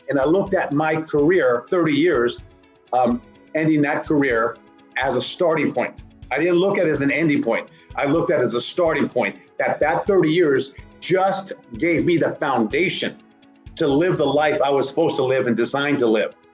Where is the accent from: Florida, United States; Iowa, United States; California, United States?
California, United States; Northern; I'm from Northern California